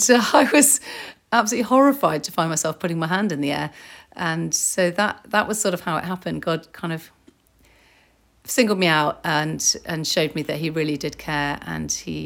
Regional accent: Germany; born there; also born or lived in Northern Ireland; My parents were in the army, so I was born in Germany and I lived in Northern Ireland and other places.

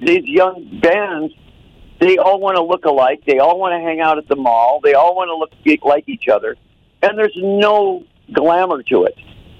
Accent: Phoenix, Arizona, United States; also born or lived in Detroit, Michigan / Los Angeles; I was born right downtown. I lived in East Detroit. I left there when I was 10 years old because I had asthma so bad. So I had to get out of that wet, cold climate. Went to Arizona, and Arizona is where I grew up

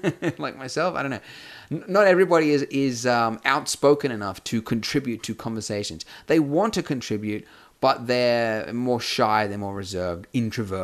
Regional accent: Brisbane, Queensland, Australia; I run a meetup group in Brisbane, which is my hometown

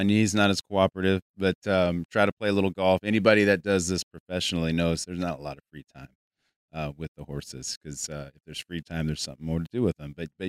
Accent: West Coast, United States; also born or lived in Arizona; now in Weatherford, United States; I'm originally from the West Coast. I was in Arizona for about 25 years, and now I'm in Texas. I'm a big Texan, Weatherford, Texas.

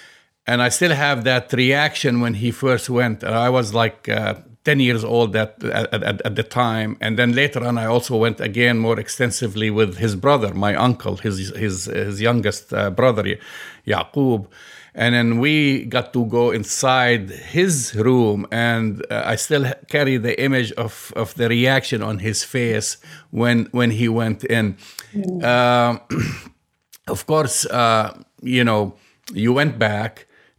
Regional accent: Jerusalem, Palestine; born there; Of course, you were born outside Palestine. I was born in Jerusalem.

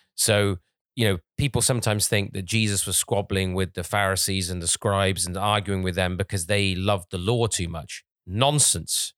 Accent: England, United Kingdom; when I was growing up in England

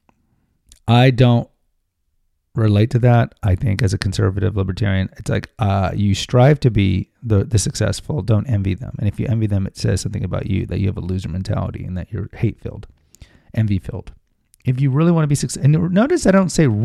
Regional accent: Houston, Texas, United States; moved away as an adult; also born or lived in Alaska; I was born and raised in Houston

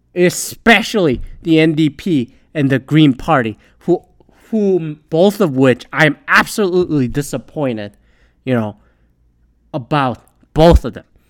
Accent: Canada; if I were to submit a ballot as a Canadian

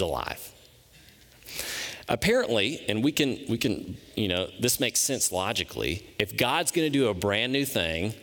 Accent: Memphis, Tennessee, United States; I'm from Memphis, Tennessee

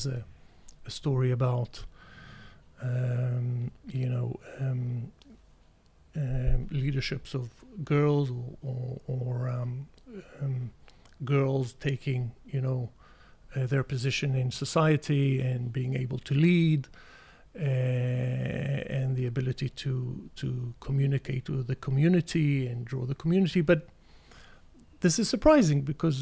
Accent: Israel; an Israeli

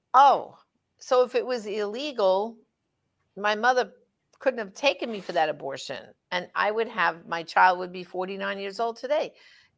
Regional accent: New York, United States; I'm from New York

